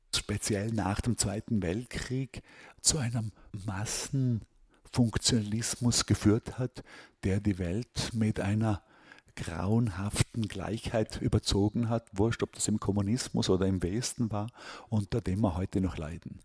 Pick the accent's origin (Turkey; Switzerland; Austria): Austria; moved away as an adult; also born or lived in Hong Kong; now in New York, United States; ich fühle mich als Österreicher